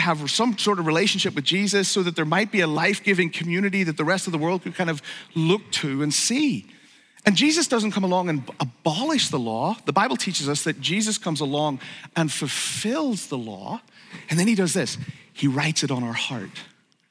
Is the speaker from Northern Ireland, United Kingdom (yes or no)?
yes; Northern Ireland, United Kingdom; moved away; I grew up in Northern Ireland